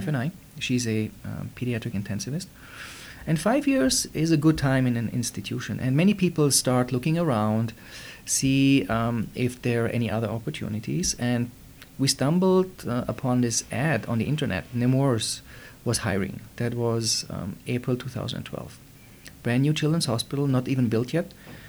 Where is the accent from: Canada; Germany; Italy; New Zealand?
Germany; moved away as an adult; now in United States; I was born and raised in Germany.